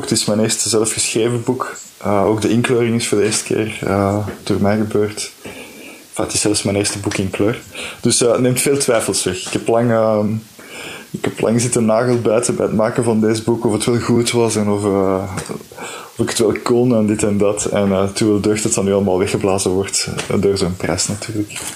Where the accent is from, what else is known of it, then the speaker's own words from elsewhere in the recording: Flanders, Belgium; als Vlaming die dan ook eh, misschien met een Franstalige uitgever werkt